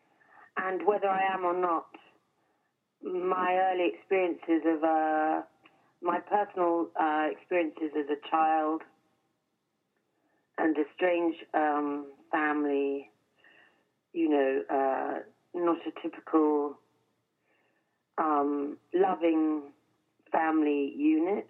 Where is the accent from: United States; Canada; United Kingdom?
United Kingdom; England; an English person